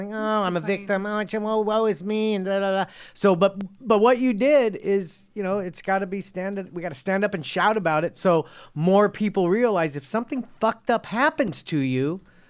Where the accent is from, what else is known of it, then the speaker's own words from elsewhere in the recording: Cerritos, California, United States; My hometown is Cerritos.